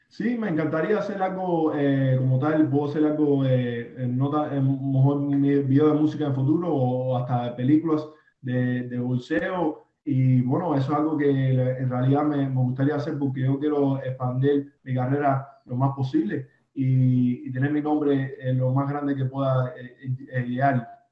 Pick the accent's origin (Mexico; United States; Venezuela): United States; Miami, Florida; yo nací en Alapada eh, y bueno, me crié aquí en, este pequeño barrio aquí